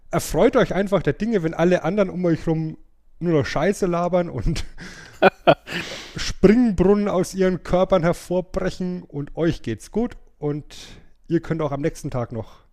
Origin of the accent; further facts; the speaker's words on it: Bavaria, Germany; Geht leider nicht, weil wir in Franken, ja, wo ich herkomme, zum Lachen tendenziell in einen Keller gehen.